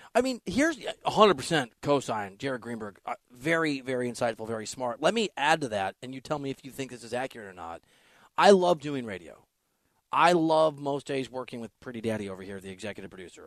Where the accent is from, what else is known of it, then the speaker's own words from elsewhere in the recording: Northeast Iowa, United States; I'm from that part of the country. I'm from Northeast Iowa